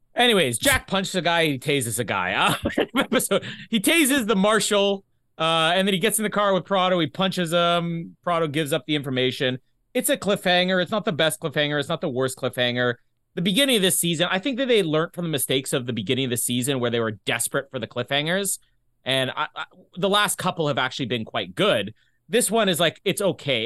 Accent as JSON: {"language": "English", "country": "Canada", "accent": "Canadian", "said": "my Canadian accent"}